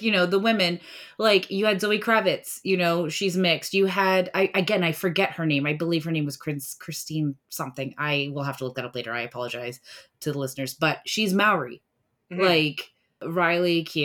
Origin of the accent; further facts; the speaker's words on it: India; I'm Indian, so I come from a culture where movies are extremely important to us